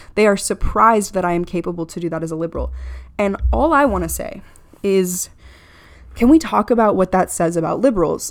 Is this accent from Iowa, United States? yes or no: no; Florida, United States; I'm from Florida.